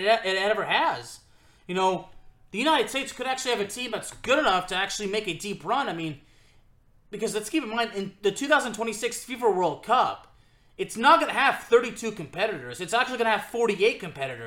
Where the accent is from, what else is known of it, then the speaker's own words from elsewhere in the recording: Lyon, Auvergne-Rhône-Alpes, France; the club of my hometown in France